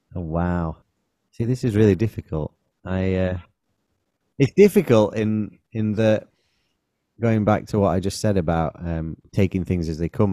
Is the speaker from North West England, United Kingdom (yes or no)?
yes; Manchester, North West England, United Kingdom; we're from Manchester